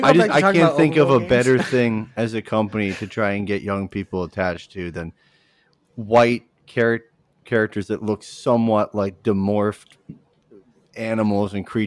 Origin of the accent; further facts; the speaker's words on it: Canada; French Canadian, which might I add, I'm from Canada